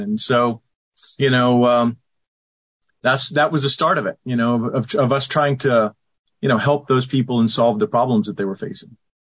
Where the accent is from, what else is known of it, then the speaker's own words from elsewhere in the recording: the South, United States; I grew up here in the South, in the United States